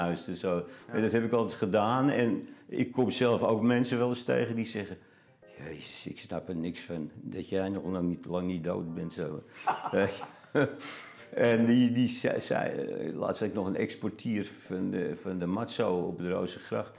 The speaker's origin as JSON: {"language": "Dutch", "town": "Amsterdam", "region": "North Holland", "country": "Netherlands", "tie": "born or raised there", "moved": "as an adult", "said": "Geboren in Amsterdam en uh, tot 63 er ook gewoond"}